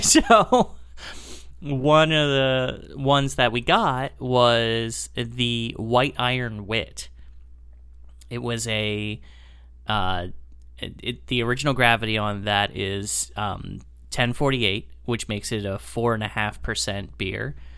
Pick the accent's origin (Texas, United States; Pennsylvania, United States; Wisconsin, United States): Pennsylvania, United States; Lancaster; now in Chicago area, United States; my hometown of Lancaster, Pennsylvania